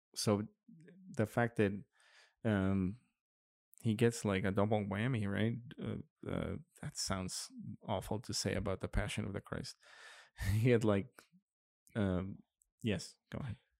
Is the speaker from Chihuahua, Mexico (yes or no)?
no; Monterrey, Nuevo León, Mexico; in Monterrey as well, in my hometown